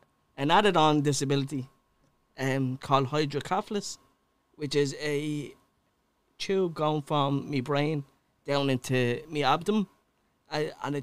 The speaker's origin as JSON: {"language": "English", "town": "Dublin", "region": "Leinster", "country": "Ireland", "tie": "born or raised there", "also_born_or_lived": "Clondalkin", "said": "I was born in St. James's Hospital."}